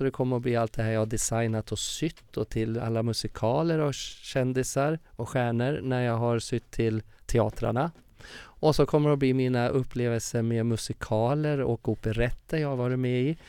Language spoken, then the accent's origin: Swedish; Furuvik, Gävleborg County, Sweden; moved away; also born or lived in Stockholm / Uppsala; min uppväxt i Furviksparken